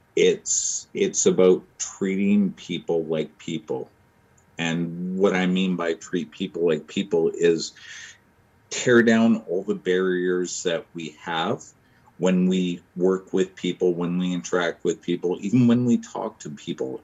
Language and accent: English; Vancouver, British Columbia, Canada; now in Winnipeg, Canada; I live in Winnipeg now. I'm originally from Vancouver. Um, where to begin? I I grew up in the foster system in the mid 80s and early 90s in BC